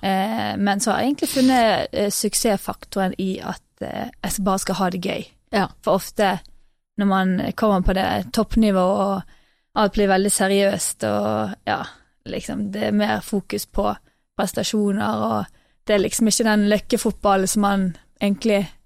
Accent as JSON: {"language": "Norwegian", "country": "Norway", "also_born_or_lived": "England", "said": "her hjemme i Norge"}